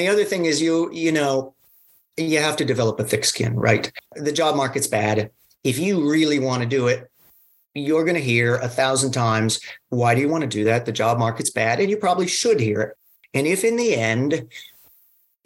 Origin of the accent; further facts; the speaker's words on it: Fairfax, Virginia, United States; also born or lived in Zurich; I'm from Fairfax originally.